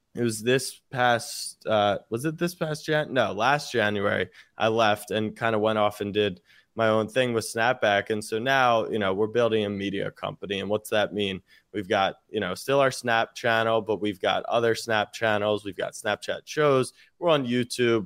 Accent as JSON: {"language": "English", "town": "Baltimore", "region": "Maryland", "country": "United States", "tie": "born or raised there"}